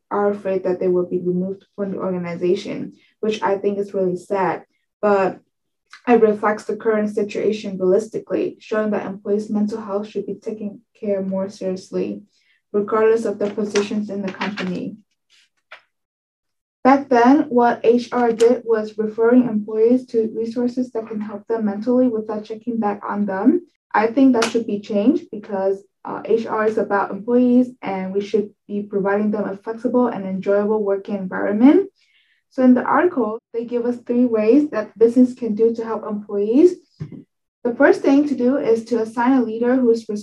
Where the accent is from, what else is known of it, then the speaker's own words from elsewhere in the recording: Ho Chi Minh City, Vietnam; now in Pennsylvania, United States; I'm from Ho Chi Minh City, Vietnam.